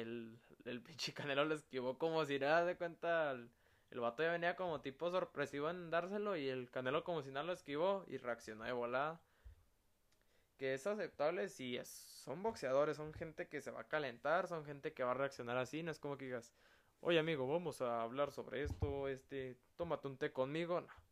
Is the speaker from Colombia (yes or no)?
no; Mexico; como todo mexicano